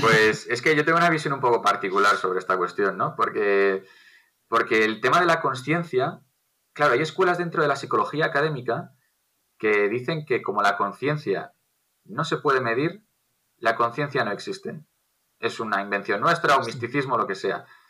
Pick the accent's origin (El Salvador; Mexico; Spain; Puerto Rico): Spain; Castile and León; Castilla, que es de donde yo soy